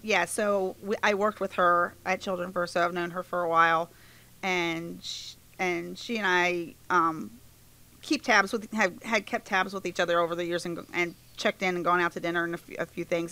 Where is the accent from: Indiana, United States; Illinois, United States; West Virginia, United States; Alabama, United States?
West Virginia, United States; Inwood; I'm from this area. I grew up in Inwood, and I still live in Inwood.